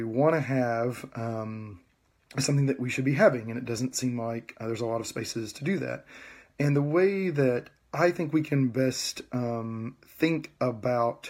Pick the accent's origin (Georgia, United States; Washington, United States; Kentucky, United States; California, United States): Georgia, United States; West; moved away as an adult; I was born and raised in Georgia. I grew up in West Georgia, about 30 miles, 40 miles west of Atlanta